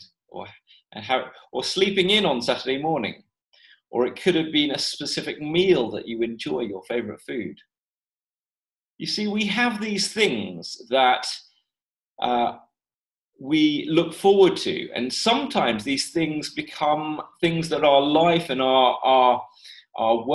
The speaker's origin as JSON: {"language": "English", "region": "London", "country": "United Kingdom", "tie": "born or raised there", "said": "when I was a teenager growing up in the Chinese church in London"}